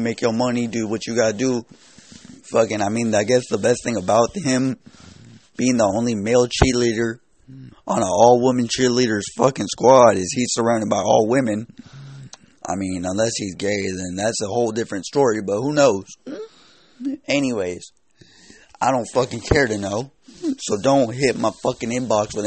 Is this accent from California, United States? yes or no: yes; California, United States; I am from California